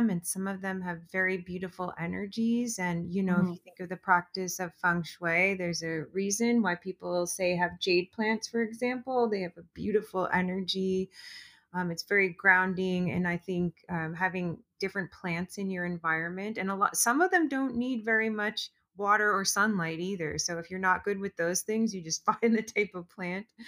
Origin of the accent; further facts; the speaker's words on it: East Coast, United States; also born or lived in Los Angeles; now in Southern California, United States; I'm from the East Coast. I moved out to LA and now the pandemic starts and I'm in this random mountain town in Southern California.